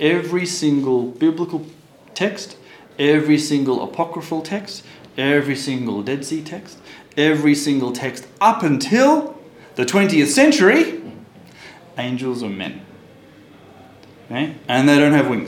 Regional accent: Australia; now in Israel; when I was born in Australia

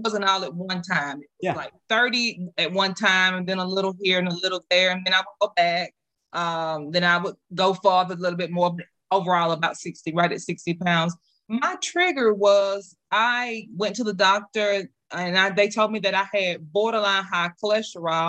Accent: South Mississippi, United States; moved away as an adult; now in North Mississippi, United States; I'm from South Mississippi. I was raised off of soul food.

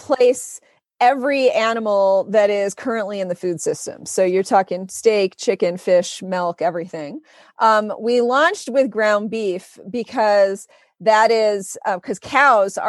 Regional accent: Grosse Pointe, Michigan, United States; also born or lived in Detroit; I'm from Detroit, as Mike knows, born in Detroit, grew up in Grosse Pointe

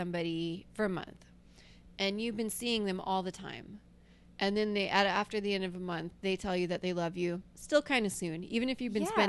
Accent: Alabama, United States; moved away; they're going to think I'm this yokel from Alabama who looks like this.

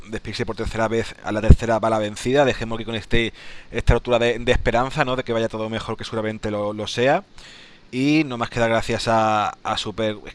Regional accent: Spain; cuando uno ve que se entera de que soy español, a lo mejor ni mira el juego, ¿no?

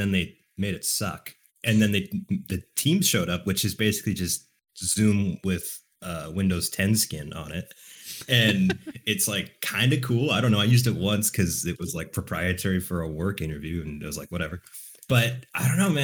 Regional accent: Vancouver, British Columbia, Canada; I'm from Vancouver

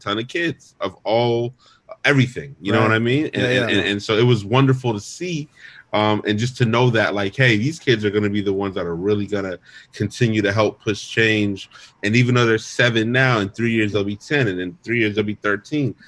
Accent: Arizona, United States; I grew up in Arizona, as did my brother

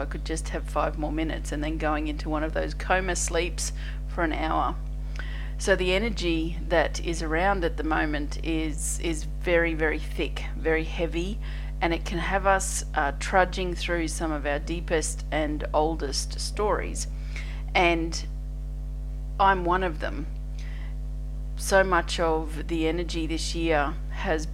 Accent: Australia; I'm an Australian energy healer

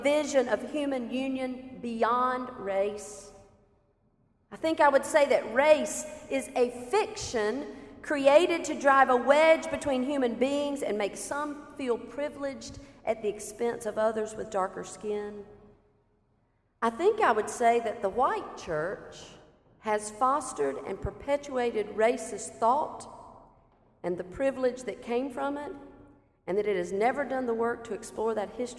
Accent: South Carolina, United States; moved away as an adult; a white woman pastor born and raised in South Carolina and now living only a few miles away from that state line

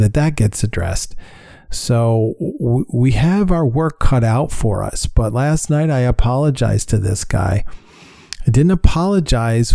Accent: New York, United States; moved away; I'm from New York and he was at the helm when I was living in New York

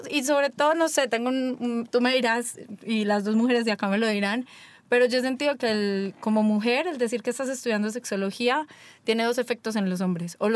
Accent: Colombia; moved away; also born or lived in Medellín; yo soy colombiana

